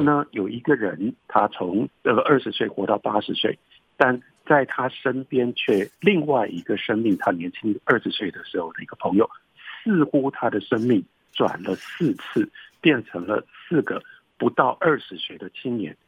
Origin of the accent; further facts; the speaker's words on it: Taiwan; also born or lived in United States; 我是一个台湾人，但我了解这个文学